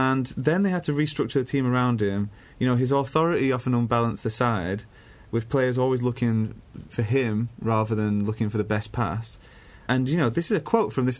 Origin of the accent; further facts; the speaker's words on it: England, United Kingdom; as English people